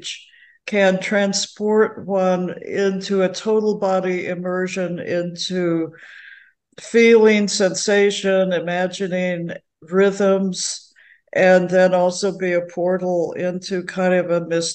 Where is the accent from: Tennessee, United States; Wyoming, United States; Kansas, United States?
Kansas, United States; now in Northern California, United States; I grew up in Kansas, a fifth generation Kansan on three sides